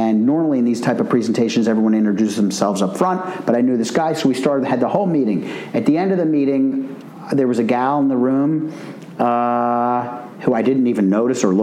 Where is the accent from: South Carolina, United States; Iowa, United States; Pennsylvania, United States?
Pennsylvania, United States; Philadelphia; I grew up in Philadelphia